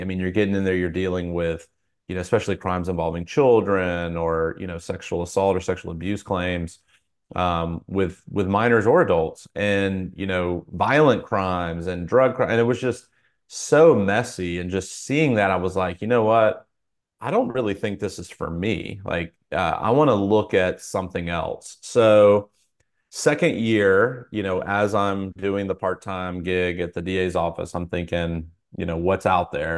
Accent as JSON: {"language": "English", "town": "Fayetteville", "region": "North Carolina", "country": "United States", "tie": "born or raised there", "also_born_or_lived": "Atlanta area", "moved": "as an adult", "lives_now": "Atlanta, United States", "said": "I grew up in a military town. It's called Fayetteville, North Carolina"}